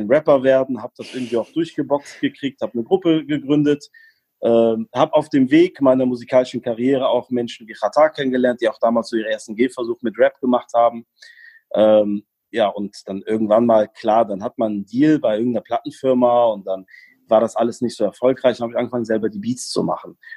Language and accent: German; Germany; also born or lived in Morocco; Ähm, ich bin gebürtiger Marokkaner, bin aber in Deutschland aufgewachsen.